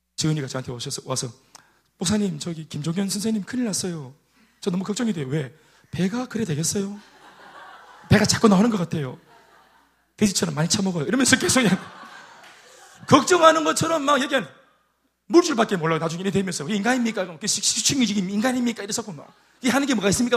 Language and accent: Korean; South Korea; 제가 동천 출신 아닙니까? 동천 출신. 그 촌에서 막 도마뱀 잡아가 군기 짜라가 막 꾸벅꾸벅 하는 제가